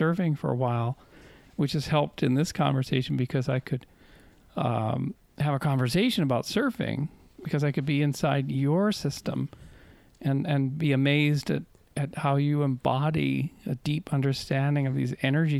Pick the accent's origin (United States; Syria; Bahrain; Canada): Canada; moved away; I'm from Canada